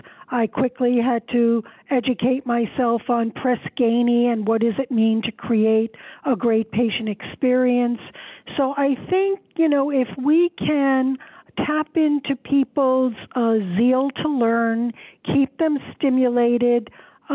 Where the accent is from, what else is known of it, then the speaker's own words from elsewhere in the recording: New York City, New York, United States; I grew up in Queens. I'm a city girl